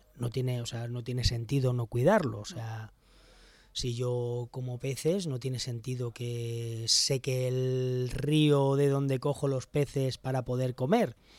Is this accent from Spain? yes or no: yes; Alicante, Valencian Community, Spain; es la tierra donde vivo, yo soy de Alicante